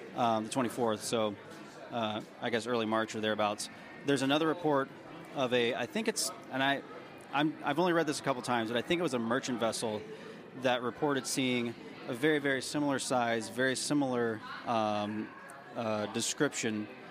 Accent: Tennessee, United States; I grew up in Tennessee

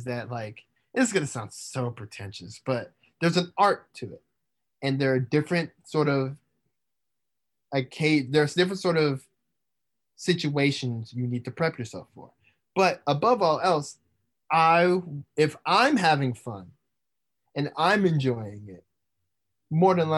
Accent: Indiana, United States; growing up in Indiana

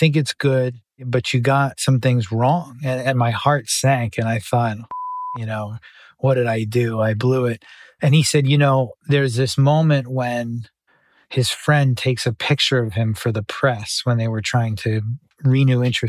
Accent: Boston, Massachusetts, United States; growing up in Boston

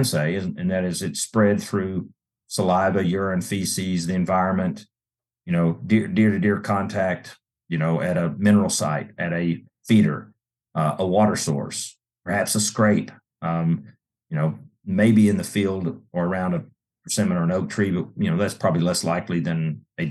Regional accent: Georgia, United States; My home state of Georgia

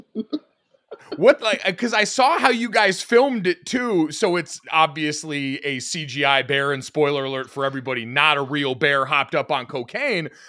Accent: Avon, Connecticut, United States; also born or lived in West Hartford, Connecticut; I grew up in Avon and then went to high school in West Hartford.

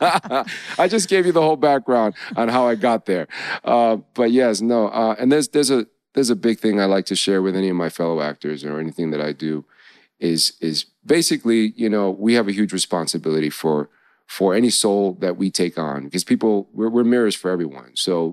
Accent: New York, United States; I grew up, growing up in New York, having so much diversity, having been exposed to so many different experiences in life

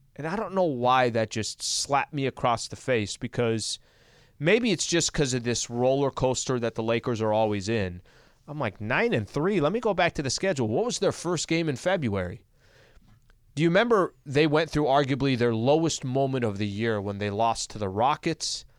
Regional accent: El Cajon, California, United States; where I grew up in El Cajon, it's another fifteen miles east

